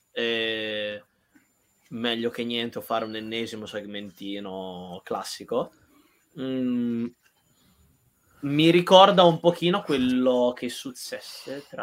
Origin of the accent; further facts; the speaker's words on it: Emilia-Romagna, Italy; perché lui è preso Emiliano e invece sono Romagnolo.